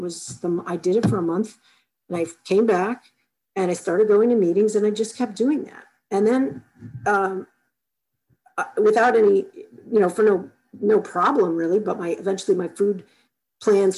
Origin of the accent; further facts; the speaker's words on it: Chicago, Illinois, United States; I grew up in Chicago